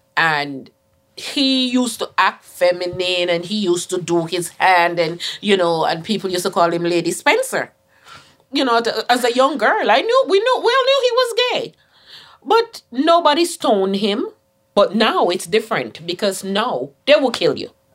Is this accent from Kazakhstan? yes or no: no; Jamaica; moved away; Growing up as a little girl, growing up in Jamaica